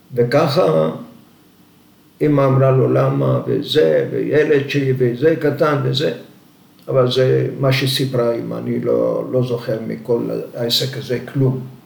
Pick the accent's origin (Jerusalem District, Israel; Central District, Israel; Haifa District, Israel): Central District, Israel; Moshav Yatzitz near Mazkeret Batya; also born or lived in Zanzur, Libya / Tripoli, Libya; עלינו לארץ, ישבנו במושב על יד, אה, מושב יציץ על יד מזכרת בתיה. אני מגיל אה, עשר עבדתי במשק